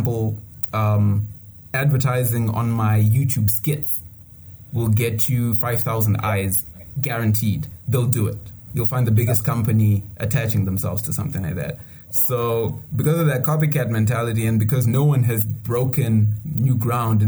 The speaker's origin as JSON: {"language": "English", "country": "Zimbabwe", "said": "you say Zimbabwe"}